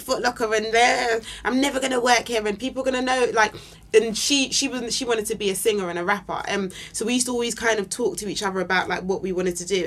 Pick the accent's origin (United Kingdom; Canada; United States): United Kingdom; London; also born or lived in Camberwell, London / Nigeria; I grew up on the North Peckham Estate, but right. um, I moved. We moved when I was fifteen to Camberwell